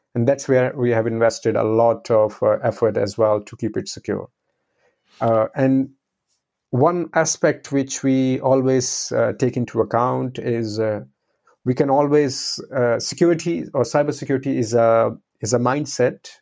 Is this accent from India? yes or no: yes; India; now in Netherlands; I'm originally from India, and uh, now I'm uh, living in the Netherlands.